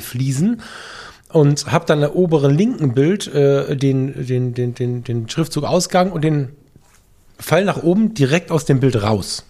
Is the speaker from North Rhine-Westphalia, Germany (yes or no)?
yes; Düsseldorf, North Rhine-Westphalia, Germany; hier aus meiner Heimat